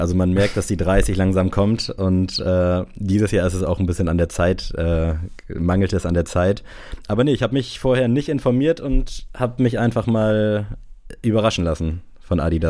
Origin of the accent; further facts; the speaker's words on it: Southern Germany, Germany; wie man bei uns im Süden so schön sagt